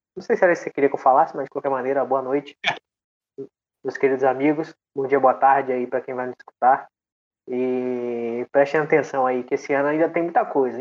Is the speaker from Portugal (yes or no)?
no; Brazil; a gente é brasileiro